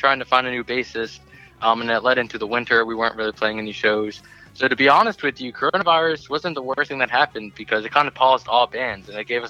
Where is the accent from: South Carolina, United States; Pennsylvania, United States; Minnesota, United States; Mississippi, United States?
Pennsylvania, United States; Chester County, outside Philadelphia; I am from Chester County.